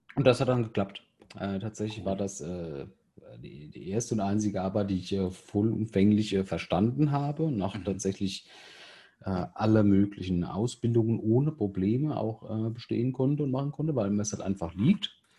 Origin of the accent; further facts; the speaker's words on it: Germany; bei uns ist ja halt so in Deutschland